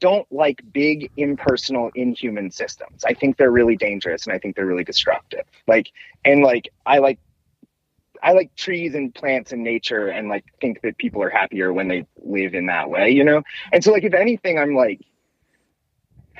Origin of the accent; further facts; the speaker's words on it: Cincinnati, Ohio, United States; I'm from Cincinnati